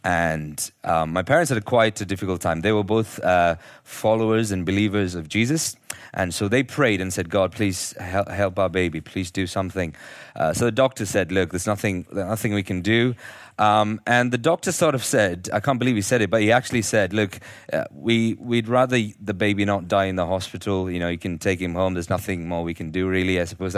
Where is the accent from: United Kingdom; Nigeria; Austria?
Nigeria; born there; I was born in Nigeria, and my parents were teaching their school teachers there at that time.